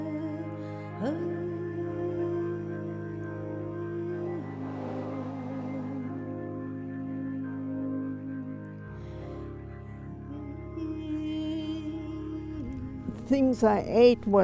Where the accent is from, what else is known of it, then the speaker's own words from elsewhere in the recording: Point Francis, Washington, United States; also born or lived in Marietta, Washington / Lummi Island; I was born in Marietta, Washington. When I was about 2, I moved from Lummi Island to Point Francis